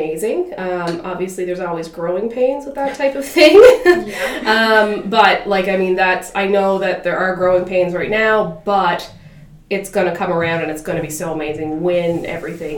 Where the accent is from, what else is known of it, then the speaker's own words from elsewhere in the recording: Ingonish, Nova Scotia, Canada; now in Sydney, Canada; I was born in Cape Breton. I'm from Inganish on the Cabot Trail